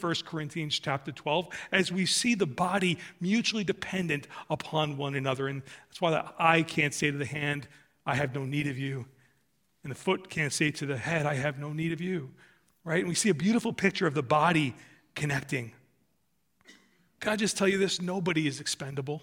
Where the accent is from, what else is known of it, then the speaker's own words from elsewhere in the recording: United States; I'm an American